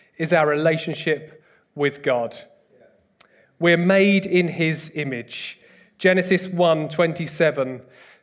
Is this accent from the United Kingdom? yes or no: yes; United Kingdom; I'm British